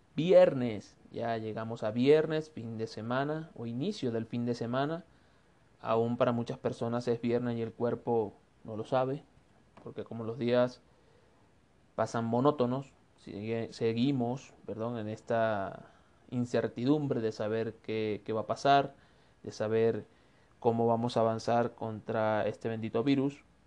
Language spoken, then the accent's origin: Spanish; Venezuela; now in Ecuador; soy un venezolano de Ecuador